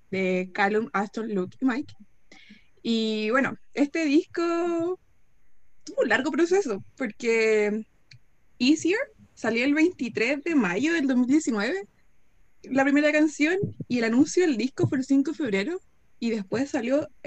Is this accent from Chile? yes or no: yes; Santiago, Santiago Metropolitan Region, Chile; soy de Santiago también.